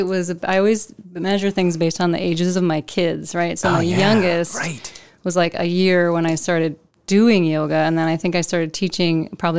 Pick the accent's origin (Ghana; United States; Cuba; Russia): United States; Minneapolis, Minnesota; moved away as an adult; now in Decorah, United States; So I'm from the suburbs of Minneapolis area.